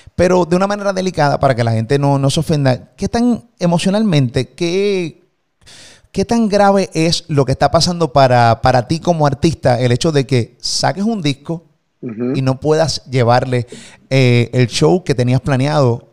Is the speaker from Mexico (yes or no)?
no; Puerto Rico; de Puerto Rico